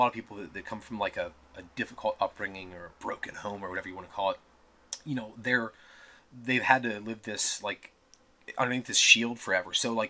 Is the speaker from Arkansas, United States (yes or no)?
no; Pittsburgh, Pennsylvania, United States; I was very young. I grew up in Mount Washington, then we moved to the South Hills.